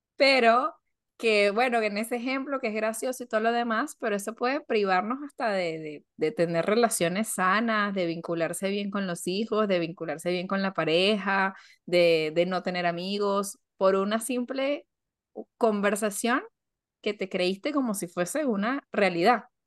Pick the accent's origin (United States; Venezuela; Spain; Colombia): Venezuela; now in Argentina; Y también yo como venezolana me puedo llegar a desligar de eso y decir, bueno, a ver, no, no porque yo venga de Venezuela